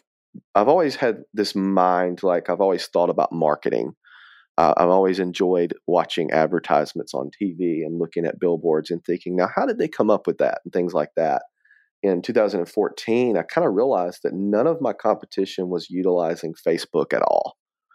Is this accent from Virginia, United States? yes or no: no; Atmore, Alabama, United States; also born or lived in Mobile; so I was born in Mobile, Alabama, which is where I live now. Was raised in a small town of Atmore, Alabama.